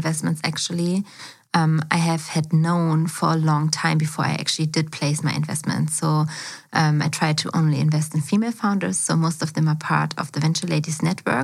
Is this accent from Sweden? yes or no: no; Berlin, Germany; also born or lived in China; I was actually born and raised in Berlin as well. So I'm from Schöneberg